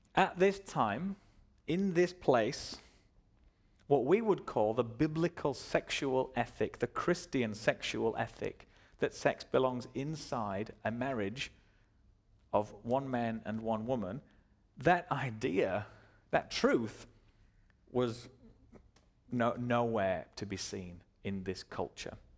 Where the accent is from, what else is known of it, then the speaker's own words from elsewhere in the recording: Dubai, United Arab Emirates; I was born in Dubai.